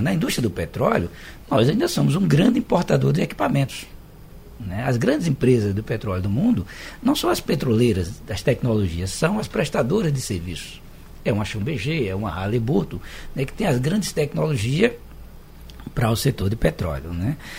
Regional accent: Arapiraca, Alagoas, Brazil; now in Recife, Brazil; Eu também sou do interior de Alagoas, de Arapiraca, a gente chamava de carrapateira

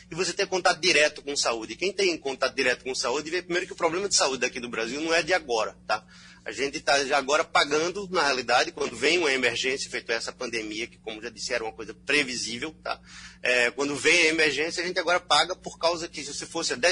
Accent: Belgium; now in Brazil; Eu sou belga também, então certo brasileiro e belga.

